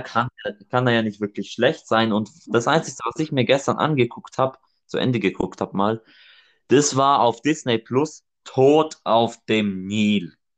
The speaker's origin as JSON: {"language": "German", "country": "Germany", "said": "bei uns in Deutschland"}